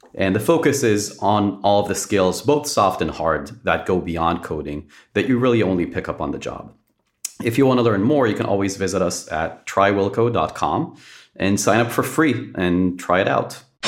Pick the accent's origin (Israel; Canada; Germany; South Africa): Israel; born and raised in Israel.